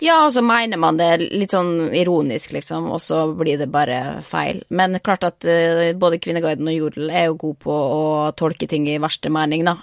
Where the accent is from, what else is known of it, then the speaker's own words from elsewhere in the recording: Norway; moved away as an adult; hjemme i Norge